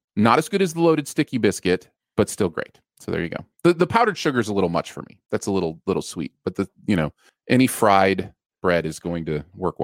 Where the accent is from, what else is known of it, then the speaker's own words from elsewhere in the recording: the North, United States; Like, you know, Northerners call it pop. That is not a surprise. And I am a Northerner. I come from the North.